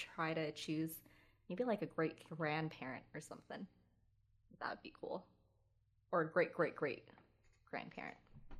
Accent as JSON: {"language": "English", "country": "United States", "tie": "born or raised there", "said": "my family was from the Philippines, and mm-hmm. I was the only one in my family who was born in America."}